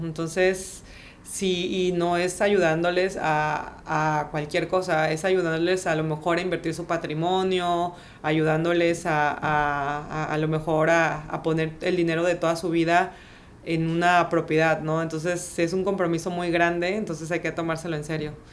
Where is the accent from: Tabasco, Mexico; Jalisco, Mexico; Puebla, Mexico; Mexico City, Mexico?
Tabasco, Mexico; moved away as an adult; also born or lived in France / Canada / United States; now in Playa del Carmen, Mexico; soy tabasqueña